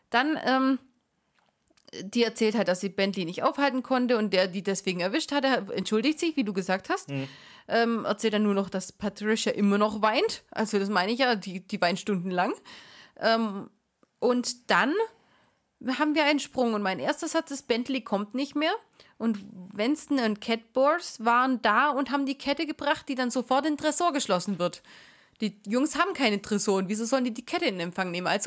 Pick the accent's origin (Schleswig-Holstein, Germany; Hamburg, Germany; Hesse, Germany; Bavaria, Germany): Schleswig-Holstein, Germany; now in Baden-Württemberg, Germany; nicht aus Baden-Württemberg, ich komme aus Schleswig-Holstein.